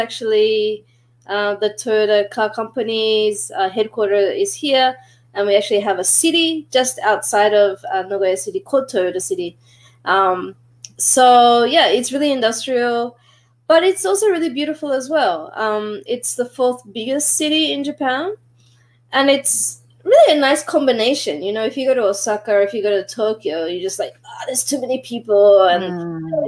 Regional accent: Australia; I don't even associate my accent with being Australian or anything like that, right?

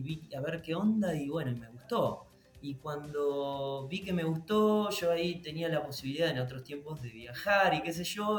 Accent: San Nicolás de los Arroyos, Buenos Aires Province, Argentina; yo soy de San Nicolás de los Arroyos, es al al norte de la provincia de Buenos Aires, eh, muy cerquita de Rosario

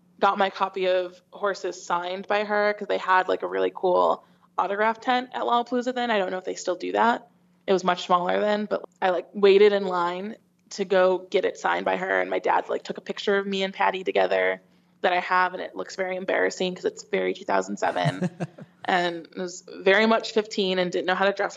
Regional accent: Chicago suburbs, Illinois, United States; moved away as an adult; now in New York, United States; I grew up in the Chicago suburbs

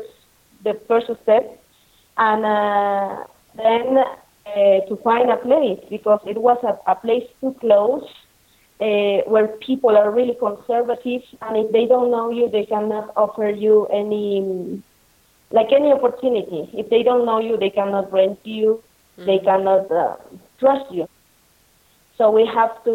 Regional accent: Lima, Peru; moved away as an adult; now in Ollantaytambo, Peru; we are original from Lima

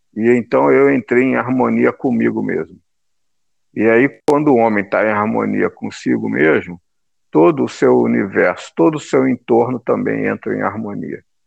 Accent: Brazil; Nós, né, que somos brasileiros

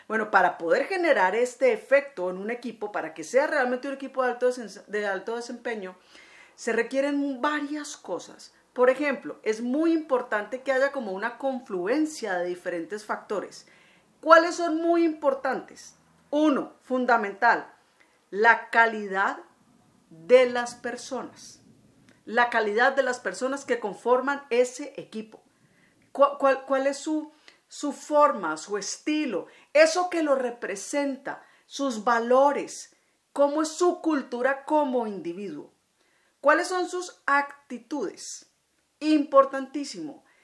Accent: Colombia; como digo yo aquí en mi tierra, ya en Estico. Bueno, aquí en Colombia es muy tradicional en diciembre buñuelos y natillas

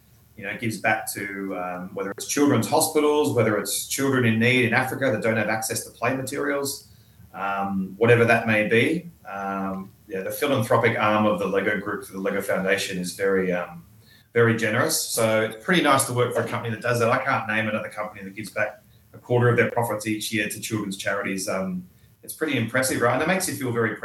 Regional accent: Geelong, Victoria, Australia; moved away as an adult; also born or lived in Sydney / United States / Hong Kong / Singapore; I grew up in country Victoria in Australia. So I grew up in Geelong in a rural town.

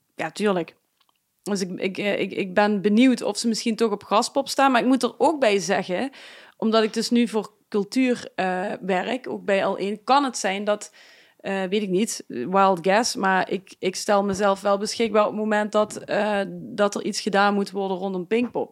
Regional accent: Limburg, Netherlands; uiteindelijk dan Limburg

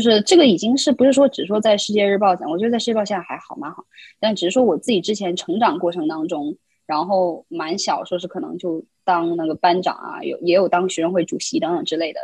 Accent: China; moved away as an adult; also born or lived in Queens, New York, United States; now in New York, United States; 我在大陆长大，然后我再来美国读书

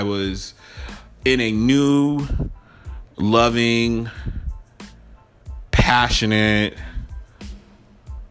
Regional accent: Atlanta, Georgia, United States; I'm from Atlanta.

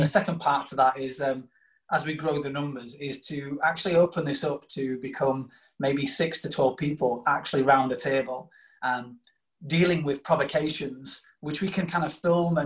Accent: Doncaster, Yorkshire and the Humber, United Kingdom; also born or lived in South Africa; I'm a Doncaster lad. I was born in South Africa, ironically. So I say born in South Africa, but brought up in Yorkshire.

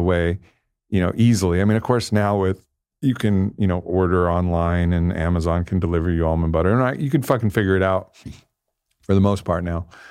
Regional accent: Southern California, United States; I grew up in Southern California

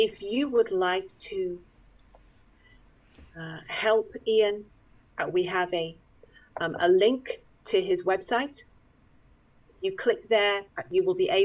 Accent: United Kingdom; I am British

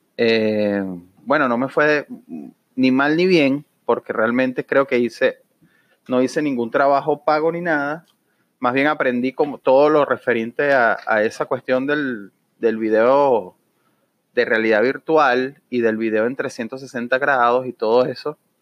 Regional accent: Venezuela; now in Orlando, United States; como venezolano me duele

